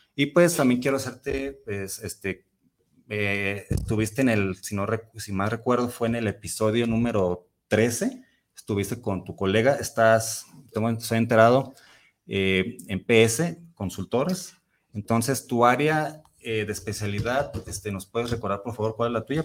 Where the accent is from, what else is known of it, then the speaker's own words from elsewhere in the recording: Mexico; yo sí me siento muy mexicano